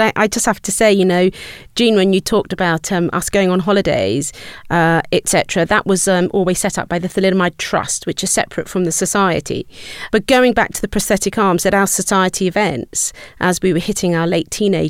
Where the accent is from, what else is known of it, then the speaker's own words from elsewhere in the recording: United Kingdom; So growing up in the 60s, I went to Rudolf Steiner School.